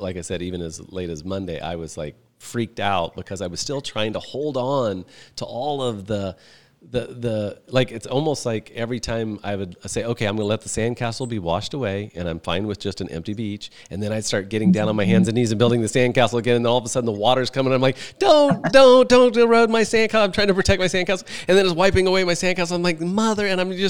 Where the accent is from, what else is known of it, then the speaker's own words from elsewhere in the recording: Midwest, United States; I've been to gong baths, and I'm from the Midwest.